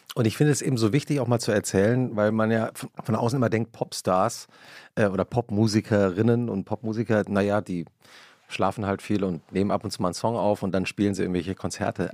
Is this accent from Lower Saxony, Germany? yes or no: no; Langgöns, Hesse, Germany; ich komme aus Langgöns, ich komme aus Mittelhessen